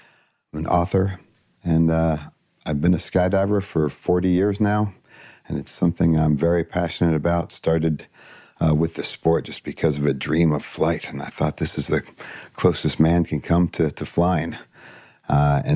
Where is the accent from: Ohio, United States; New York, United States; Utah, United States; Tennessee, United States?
Ohio, United States; Columbus; Mostly in Columbus, Ohio